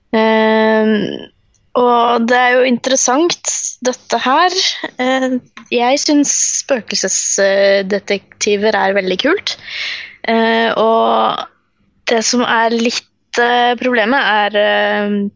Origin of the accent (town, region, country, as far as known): Fredrikstad, Østfold, Norway; born or raised there